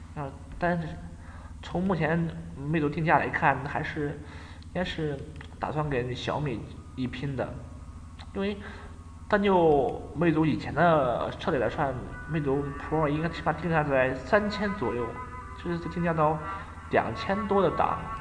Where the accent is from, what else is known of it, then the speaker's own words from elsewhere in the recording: China; 作为一个中国人来说